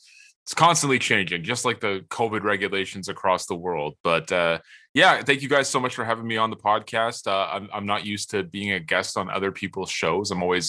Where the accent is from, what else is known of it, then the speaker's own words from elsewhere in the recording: Canada; we say a lot of weird things out here in Canada.